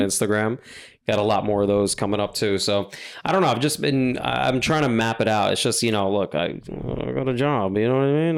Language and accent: English; New York, United States; I'm from New York, I'm from, I'm born and raised in New York